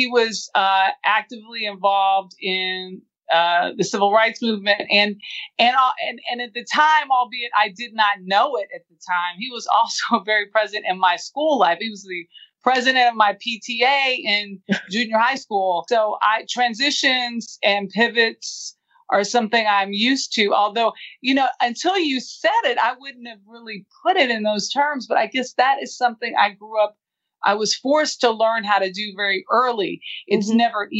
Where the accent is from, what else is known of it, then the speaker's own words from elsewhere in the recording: Los Angeles, California, United States; I grew up in South Central Los Angeles. My grandmother and my father raised me.